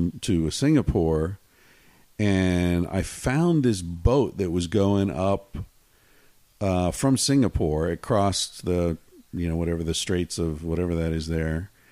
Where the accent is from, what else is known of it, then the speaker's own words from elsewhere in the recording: Pennsylvania, United States; I grew up in Pennsylvania where there are lots of fireflies